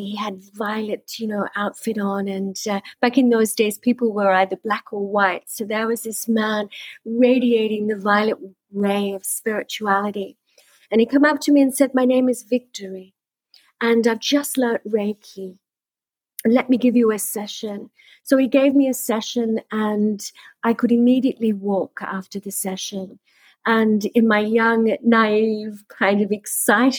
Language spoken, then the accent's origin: English; Sydney, New South Wales, Australia; moved away as an adult; also born or lived in Byron Bay / India; now in Bali, Indonesia; I was born and bred in Sydney